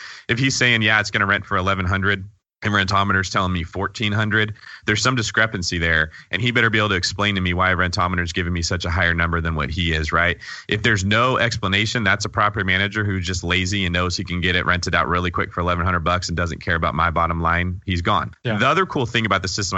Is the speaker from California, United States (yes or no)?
yes; California, United States; as a Californian